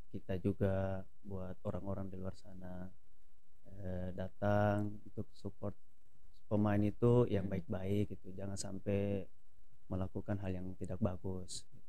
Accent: Palu, Central Sulawesi, Indonesia; moved away; kampung saya kena di Palu

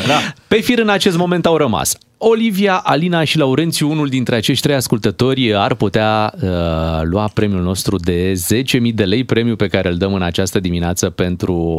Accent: Buzău, Buzău County, Romania; eu m-am născut în Buzău

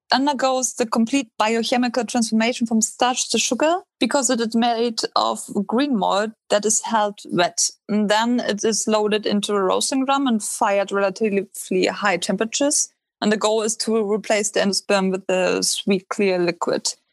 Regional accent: Northern Germany, Germany; moved away; I grew up in North Germany and traditionally we drink a lot of Pilsner beer

